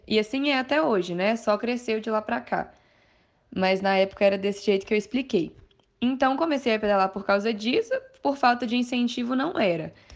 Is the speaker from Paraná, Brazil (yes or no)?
no; Mariana, Minas Gerais, Brazil; Minha primeira prova foi lá na cidade mesmo. Sou de Mariana